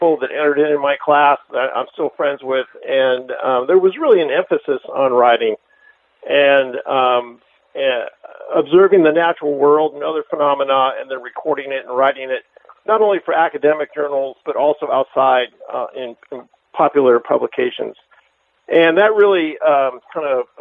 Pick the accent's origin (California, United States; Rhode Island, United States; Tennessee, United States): California, United States; Palo Alto; I grew up in Palo Alto, just south of San Francisco